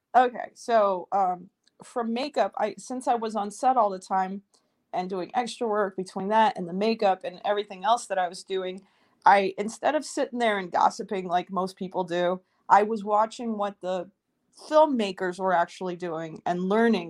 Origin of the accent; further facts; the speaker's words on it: New York City, New York, United States; moved away as an adult; also born or lived in Moscow, Russia; now in Los Angeles, United States; I was born in Moscow, and then my family emigrated to the US when I was four years old, and I grew up in New York City